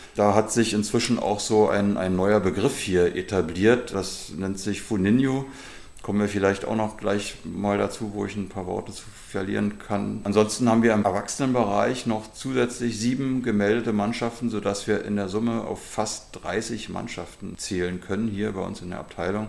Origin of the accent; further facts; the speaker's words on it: Berlin, Germany; also born or lived in Claro (possibly Kladow, Berlin); gebürtiger Berliner mit meinen Eltern bin ich 1971 hier nach Claro gezogen